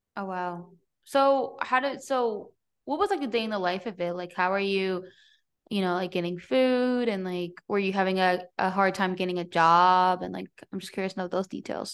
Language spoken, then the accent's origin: English; New Jersey, United States; moved away; also born or lived in Everett, Washington / Seattle; I grew up in New Jersey, so I was in New York City a lot and in Manhattan